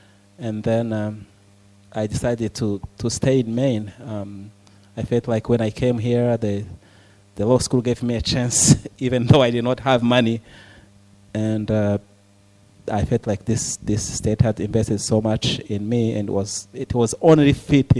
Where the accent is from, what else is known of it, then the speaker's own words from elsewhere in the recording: Rwanda; moved away; I was born in Rwanda